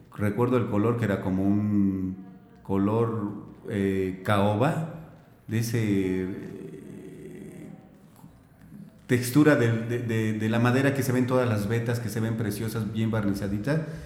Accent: Guanajuato, Mexico; moved away as an adult; also born or lived in Mexico City / Celaya; now in Hidalgo, Mexico; nací en el DF, me crié, me crié en, Guanajuato

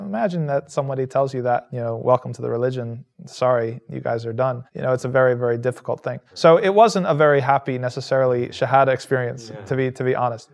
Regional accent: New Jersey, United States; also born or lived in Medina, Saudi Arabia; now in Utica, United States; I'm from New Jersey in the United States of America

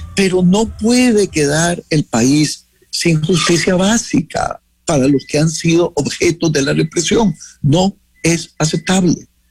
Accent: Jinotepe, Carazo, Nicaragua; now in Washington, United States; yo crecí en Ginotepe

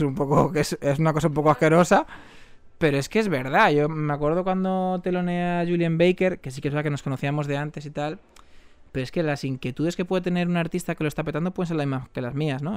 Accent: Tres Cantos, Community of Madrid, Spain

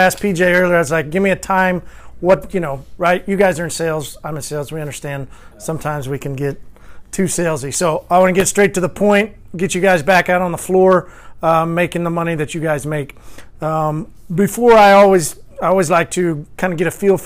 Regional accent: Oklahoma, United States; accent: Oklahoma drawl; also born or lived in Arkansas; I'm from Oklahoma

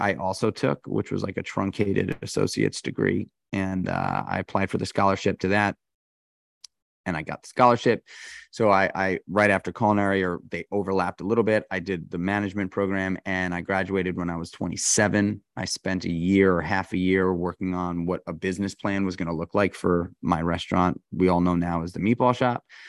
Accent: New York City, New York, United States; I grew up in New York City.

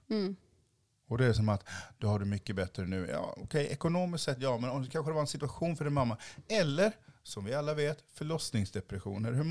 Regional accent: Haiti; now in Sweden; Jag har en enorm stolthet i att jag var från Haiti eh, och ser ut som jag gör nu.

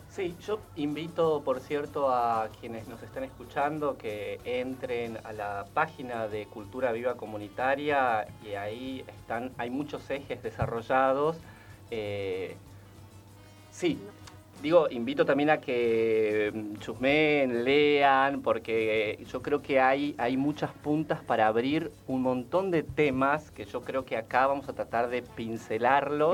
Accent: Formosa, Argentina; now in Buenos Aires, Argentina; yo además soy de Formosa

